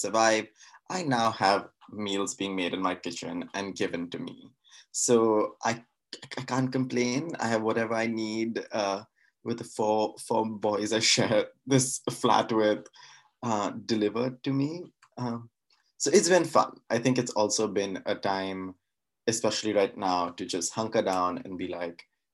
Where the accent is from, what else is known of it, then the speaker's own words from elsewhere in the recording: Mumbai, Maharashtra, India; moved away as an adult; also born or lived in New York; now in Oxford, United Kingdom; I was born and brought up in Bombay.